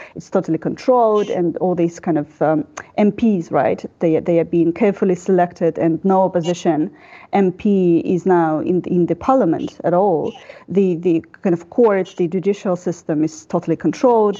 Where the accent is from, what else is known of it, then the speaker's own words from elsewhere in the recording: Belarus; also born or lived in Prague, Czech Republic; I'm a journalist from Belarus